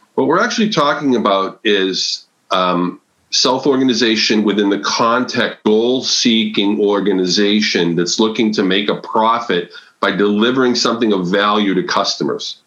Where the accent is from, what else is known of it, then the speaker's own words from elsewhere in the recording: Massachusetts, United States; now in Connecticut, United States; I'm from New England. I, I was raised in Massachusetts. I live in Connecticut now